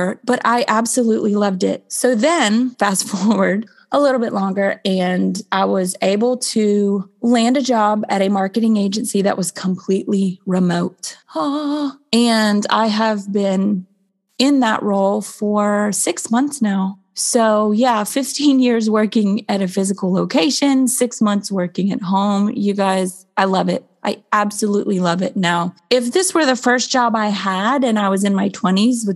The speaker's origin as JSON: {"language": "English", "region": "Florida", "country": "United States", "tie": "born or raised there", "said": "I grew up in Florida."}